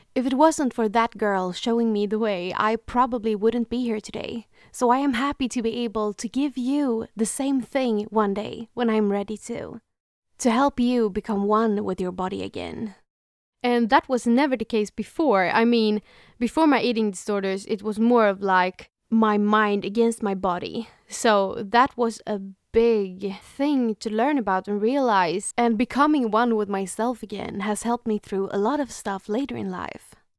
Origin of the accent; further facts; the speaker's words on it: Sweden; first language Swedish; English is a second language; First of all, English is not my native language. I'm from Sweden, so it would be more natural to speak in Swedish.